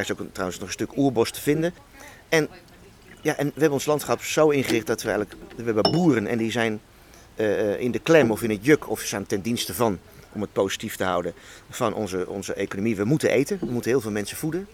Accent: Hoog Soeren, Gelderland, Netherlands; Ik ben in Hoogsoeren bij Apeldoorn opgegroeid, kroondomeinen

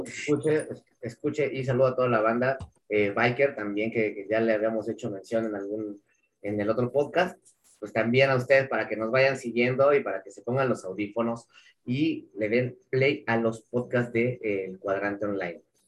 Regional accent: Mexico; Como, mexicano

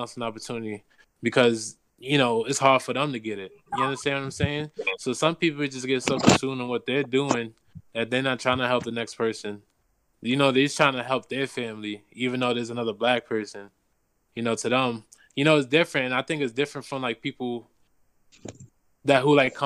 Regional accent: New York City, New York, United States; Growing up in New York City

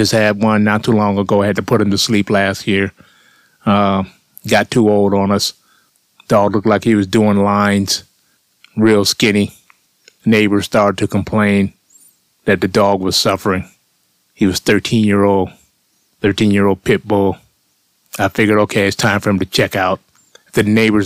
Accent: Southern Florida, United States; moved away as an adult; also born or lived in Germany; growing up in Southern Florida

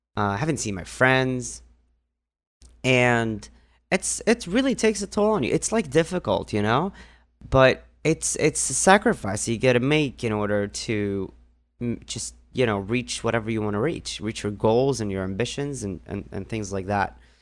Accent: Northern District, Israel; moved away; I grew up in a small village in the north part of Israel

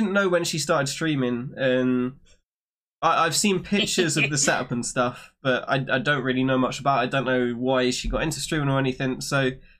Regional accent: United Kingdom; I am British, yeah.

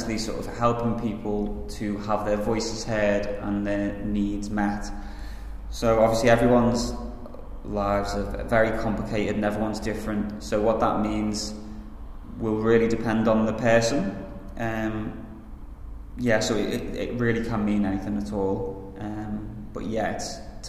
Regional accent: Liverpool, North West England, United Kingdom; I'm from Liverpool

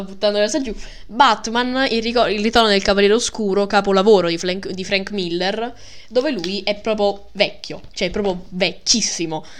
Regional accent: Milan, Lombardy, Italy; la mia anima da milanese

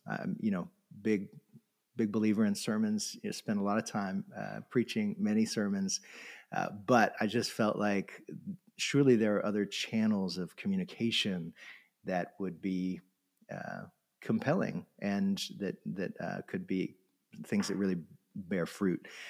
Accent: Florida, United States; moved away; I grew up in Florida on the coast

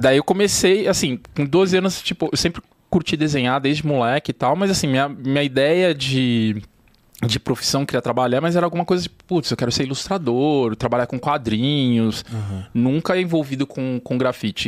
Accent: São Paulo, Brazil; Eu cresci na Zona Norte, a Vila Maria, ali pros lados. É, Parque Novo Mundo, Vila Sabrina.

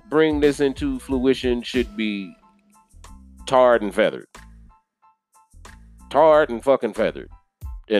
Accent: Kansas City, Missouri, United States; moved away as an adult; now in Dallas, United States; I am from Kansas City, Missouri, born and raised. Moved to Dallas in 2014

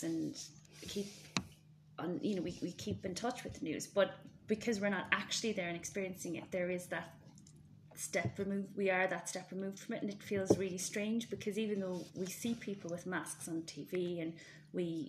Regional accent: Ireland; accent: Irish

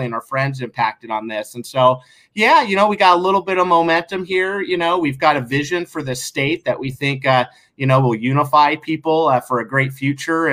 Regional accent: Sandy, Oregon, United States; growing up in Sandy

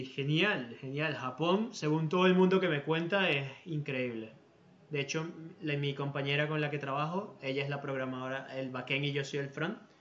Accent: Venezuela; now in Spain; yo como, venezolano

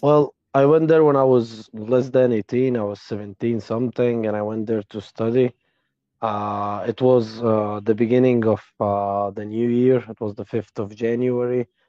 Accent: Egypt; also born or lived in Ukraine; I'm from Egypt.

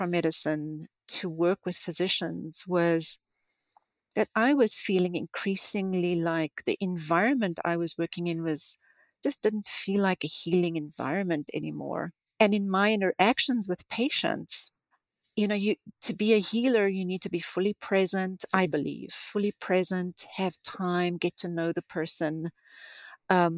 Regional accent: South Africa; moved away as an adult; now in United States; I grew up in South Africa

